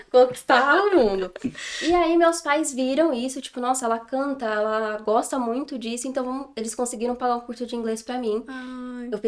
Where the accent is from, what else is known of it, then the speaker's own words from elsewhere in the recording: São Paulo, Brazil; born there; É, eu tenho 23 anos eu nasci em São Paulo, mas já mudei várias vezes de escola, de cidade. Mas assim, pertinho.